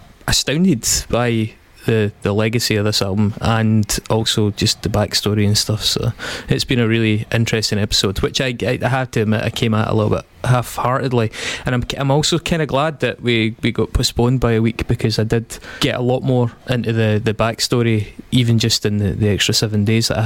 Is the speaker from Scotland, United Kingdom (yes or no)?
yes; Stirling, Scotland, United Kingdom; I'm from Stirling